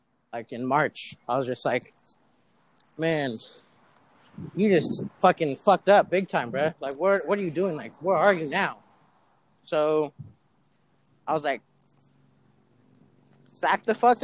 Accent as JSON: {"language": "English", "town": "Pleasant Hill", "region": "California", "country": "United States", "tie": "born or raised there", "said": "growing up in Pleasant Hill"}